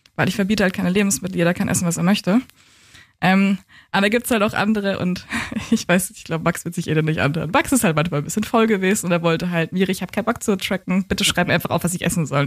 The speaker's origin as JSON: {"language": "German", "town": "Coburg", "region": "Bavaria", "country": "Germany", "tie": "born or raised there", "also_born_or_lived": "Hamburg", "moved": "as an adult", "lives_now": "Berlin, Germany", "said": "ich bin in Coburg aufgewachsen und geboren, bin dann 2012 nach Hamburg gegangen zum Studieren und 2015 nach Berlin"}